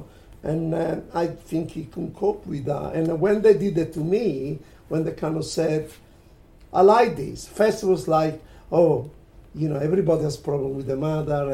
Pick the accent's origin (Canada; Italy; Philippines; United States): Italy; now in London, United Kingdom; I was coming from Italy